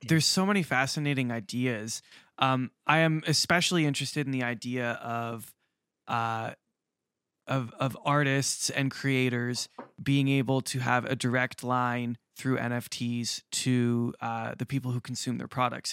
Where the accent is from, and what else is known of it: Canada